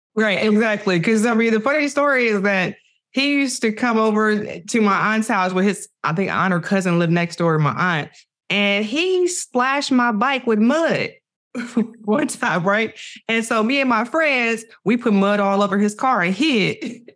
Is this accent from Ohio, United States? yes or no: yes; Cleveland, Ohio, United States; moved away as an adult; now in Los Angeles, United States; I'm from Cleveland. I'm, that's that's who raised me to be who I am today